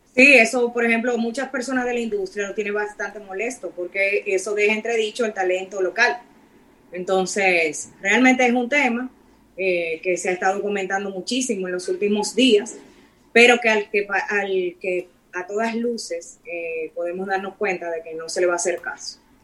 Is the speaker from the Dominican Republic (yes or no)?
yes; Dominican Republic; nosotros somos República Dominicana